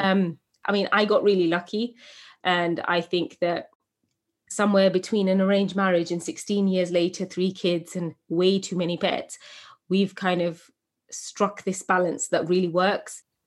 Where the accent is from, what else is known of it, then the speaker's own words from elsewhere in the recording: England, United Kingdom; As a young woman growing up in England, eh, from a Bangladeshi home, first generation British